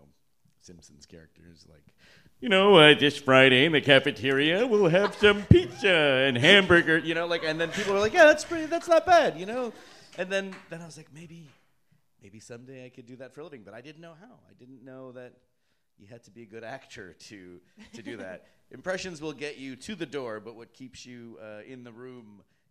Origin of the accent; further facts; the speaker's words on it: Toronto, Ontario, Canada; Yeah, I'm from Canada, eh? So are there any Canadians out here?